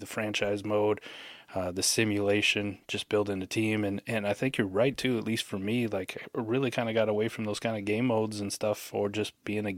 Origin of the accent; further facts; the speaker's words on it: Iowa, United States; I grew up in the Midwest in Iowa